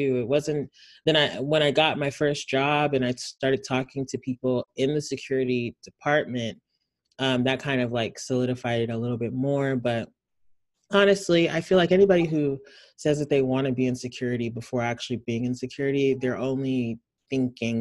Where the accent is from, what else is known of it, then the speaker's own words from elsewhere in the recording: Houston, Texas, United States; also born or lived in Nigeria; I'm from Houston, Texas